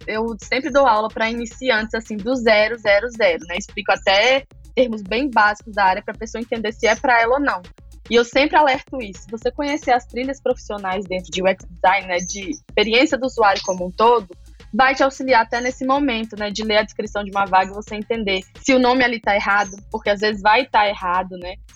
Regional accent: Maceió, Alagoas, Brazil; Eu sou nordestina, de Alagoas, nasci em Maceió, capital. Nasci e cresci aqui.

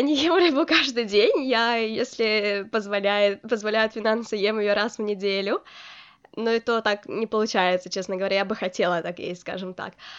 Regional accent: Ukraine; also born or lived in Poland; now in Norway; я из Украины

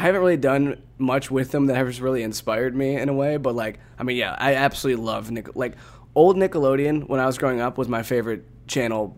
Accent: Northeast Ohio, United States; I'm born and raised in Northeast Ohio.

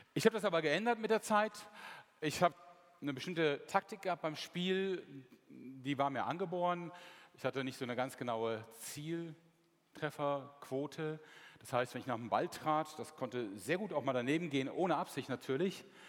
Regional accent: Mönchengladbach, North Rhine-Westphalia, Germany; Meine Heimatstadt ist Mönchengladbach

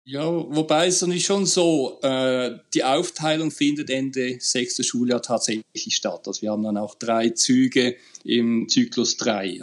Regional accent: Basel, Basel-Stadt, Switzerland; ich bin aus Basel, also ein richtiger Deutschschweizer

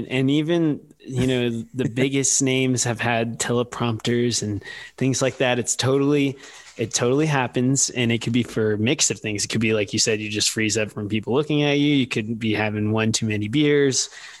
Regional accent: San Antonio, Texas, United States; I'm a huge basketball fan, and I'm from Spurs, San Antonio

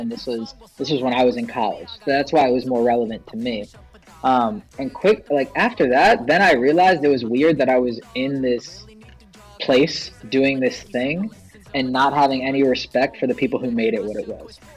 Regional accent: Philadelphia area, Pennsylvania, United States; also born or lived in Pittsburgh; I pretty much spent my entire life in the Philadelphia area

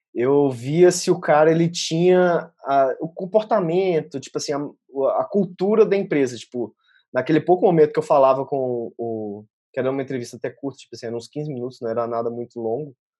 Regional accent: Belo Horizonte, Minas Gerais, Brazil; first language Portuguese; moved away as an adult; also born or lived in Australia; eu saí de Belo Horizonte

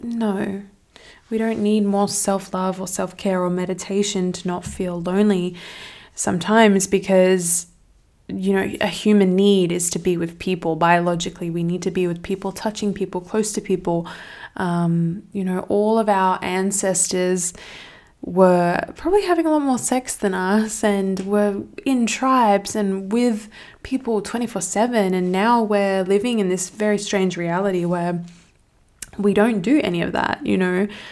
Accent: Australia; I'm from Australia and the city where I'm at, there's just nothing going on.

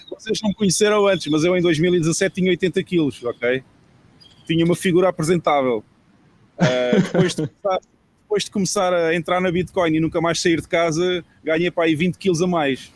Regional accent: Portugal; moved away as an adult; now in El Salvador; O país onde eu cresci não é o país que existe hoje em dia

